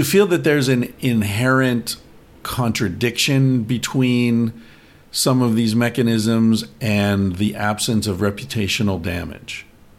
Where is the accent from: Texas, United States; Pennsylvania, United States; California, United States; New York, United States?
Pennsylvania, United States; Bellefonte; I was born in Bellefonte.